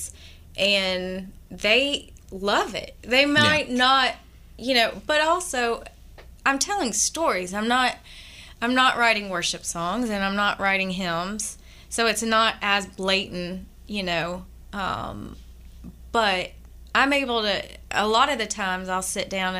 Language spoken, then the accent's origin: English; Atlanta, Georgia, United States; moved away as an adult; now in New Orleans, United States; my hometown, in Atlanta